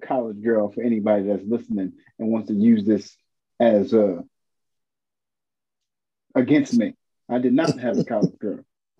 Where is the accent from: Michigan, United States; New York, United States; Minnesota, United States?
New York, United States; New York City; I'm from Brooklyn and I know what Eastern Parkway is.